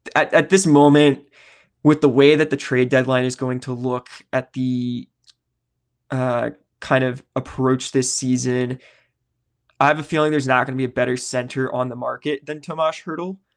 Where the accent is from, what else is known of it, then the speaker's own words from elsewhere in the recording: Nashville, Tennessee, United States; the Nashville Predators, my hometown team